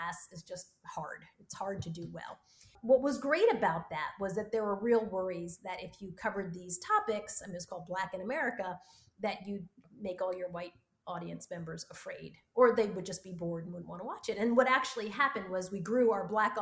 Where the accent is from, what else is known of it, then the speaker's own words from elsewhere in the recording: United States; I'm an American. My roots are in Cuba and Australia, and I'm a Black American